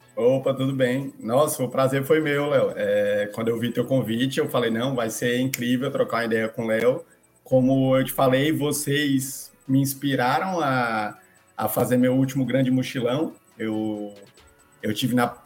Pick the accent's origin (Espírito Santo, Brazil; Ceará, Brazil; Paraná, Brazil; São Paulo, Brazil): Ceará, Brazil; Fortaleza; moved away as an adult; also born or lived in Argentina / Maranhão; Eu sou de Fortaleza, no Ceará. Então, eu nasci e cresci em Fortaleza, na capital do Ceará